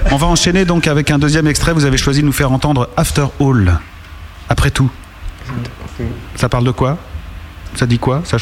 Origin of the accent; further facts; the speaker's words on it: Paris, Île-de-France, France; Non, c'est parce que je suis un chinois du 13 ème